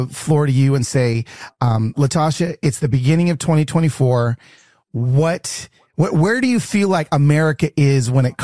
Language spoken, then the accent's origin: English; Decatur, Georgia, United States; moved away; I was raised in Decatur.